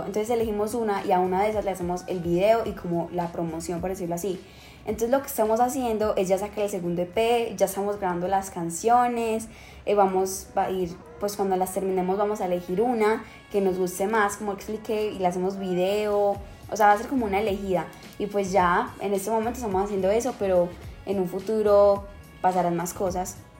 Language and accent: Spanish; Medellín, Antioquia, Colombia; also born or lived in Chile; desde cuando me vine a vivir a Medellín, porque yo nací en Chile